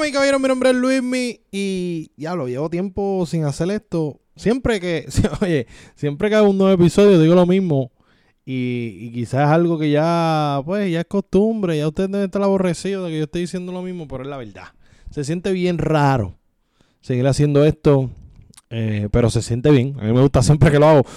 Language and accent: Spanish; Puerto Rico